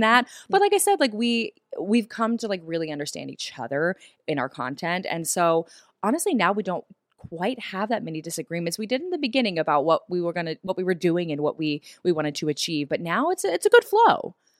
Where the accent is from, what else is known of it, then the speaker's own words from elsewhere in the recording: the South, United States; moved away as an adult; also born or lived in Los Angeles, California; I grew up in the South